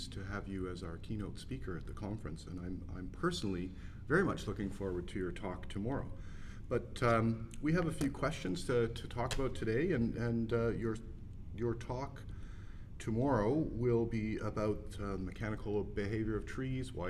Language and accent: English; Toronto, Ontario, Canada; today we're in Toronto, my hometown